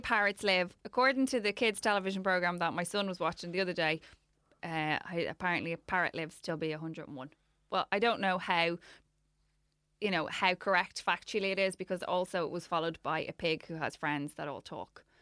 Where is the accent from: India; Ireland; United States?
Ireland; I'm Irish